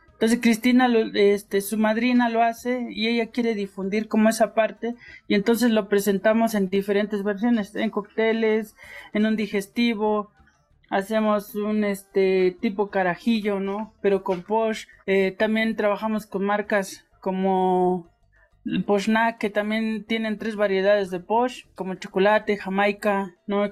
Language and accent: Spanish; Ocosingo, Chiapas, Mexico; yo soy originario de Ocosingo, donde se hace el queso bola